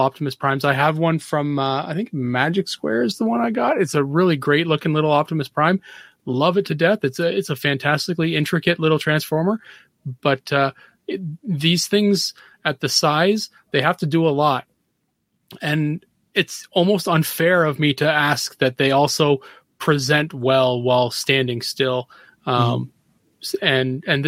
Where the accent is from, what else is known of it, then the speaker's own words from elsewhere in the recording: Canada; I'm Canadian